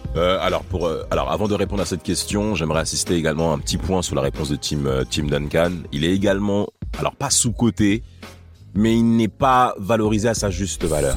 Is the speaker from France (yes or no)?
yes; France; nous on est français